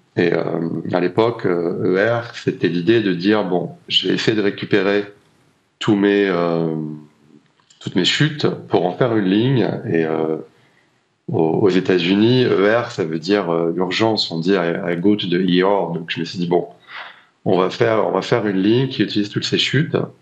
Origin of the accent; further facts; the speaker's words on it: La Rochelle, Nouvelle-Aquitaine, France; j'ai grandi au bord de l'océan, j'ai grandi à La Rochelle